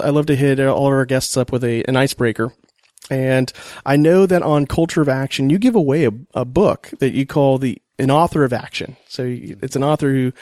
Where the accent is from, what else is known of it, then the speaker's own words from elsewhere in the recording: Marina, California, United States; now in Corpus Christi, United States; in my hometown of Marina, California